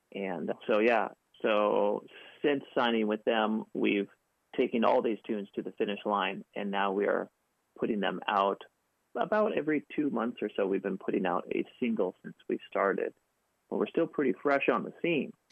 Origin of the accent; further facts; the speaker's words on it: Seattle, Washington, United States; moved away as an adult; now in Los Angeles, United States; We grew up in Seattle together